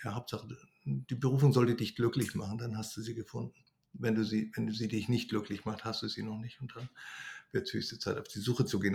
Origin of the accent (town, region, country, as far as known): Germany; now in Greece